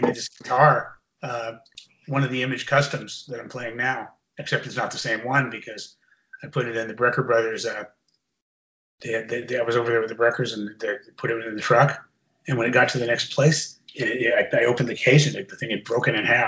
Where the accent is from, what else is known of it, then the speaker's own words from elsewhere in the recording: San Francisco, California, United States; San Francisco. My hometown